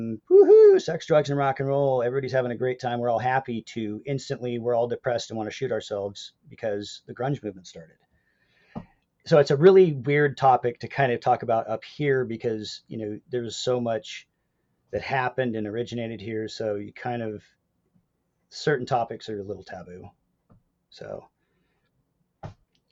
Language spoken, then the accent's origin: English; Pacific Northwest, United States; I'm from the Pacific Northwest